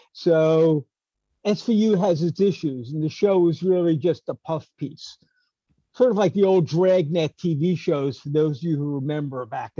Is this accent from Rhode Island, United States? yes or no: no; New York City, New York, United States; I grew up in Queens, but I grew up in Bayside